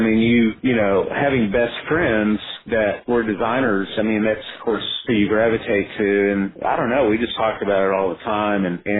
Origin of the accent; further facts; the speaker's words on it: Arlington, Texas, United States; we grew up together in Arlington